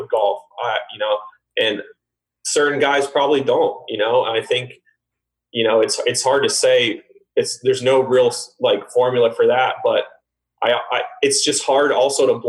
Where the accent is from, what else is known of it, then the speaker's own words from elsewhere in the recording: Orlando, Florida, United States; my growing up in Orlando